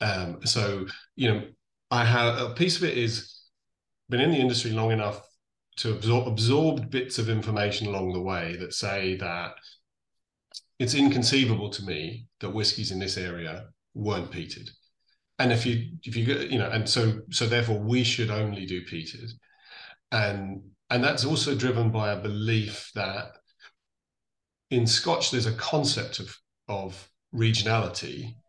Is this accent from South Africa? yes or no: no; Ulster, Ireland; But I love soft whiskies and I'm from Donegal, so it's going to be soft.